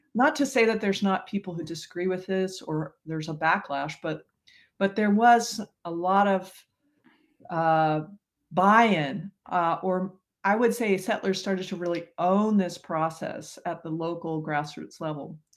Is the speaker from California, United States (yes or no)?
no; Colorado, United States; now in Nebraska, United States; I grew up in Colorado